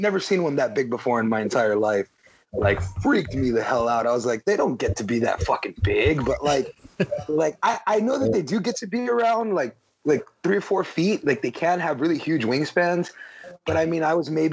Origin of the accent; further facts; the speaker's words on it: Palmview, Texas, United States; I'm from Palm View, so, like, that's my old stomping grounds, man. Like, I grew up on Abram Road